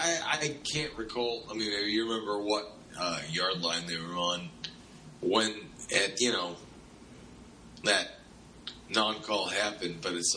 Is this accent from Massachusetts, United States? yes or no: yes; Massachusetts, United States; moved away; my home state of Massachusetts